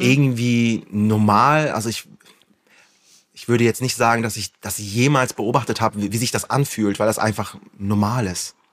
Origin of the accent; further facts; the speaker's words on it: Flensburg, Schleswig-Holstein, Germany; Ich komme aus Flensburg und bin beruflich Influencer